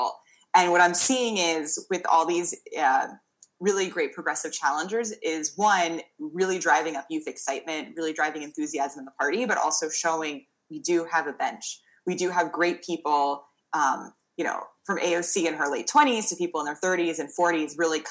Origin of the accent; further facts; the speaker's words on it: New York, United States; now in Massachusetts, United States; I'm originally from New York